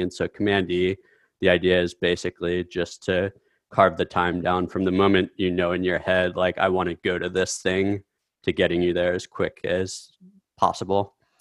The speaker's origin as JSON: {"language": "English", "region": "Midwest", "country": "United States", "tie": "born or raised there", "said": "I grew up in the Midwest"}